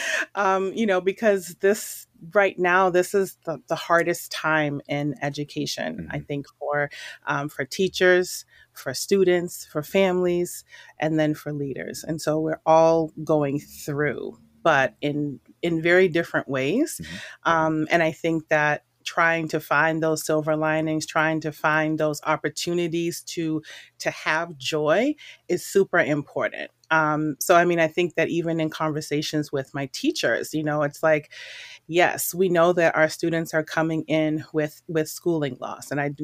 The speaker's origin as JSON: {"language": "English", "town": "Boston", "region": "Massachusetts", "country": "United States", "tie": "born or raised there", "said": "So I guess the interesting fact is that I was born and raised in Boston. And as you can see, I do not have a Bostonian accent."}